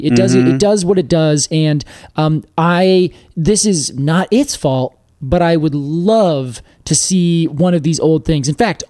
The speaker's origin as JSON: {"language": "English", "region": "the West", "country": "United States", "tie": "born or raised there", "moved": "as an adult", "said": "Not growing up in the East, I knew about it as a planted tree out West."}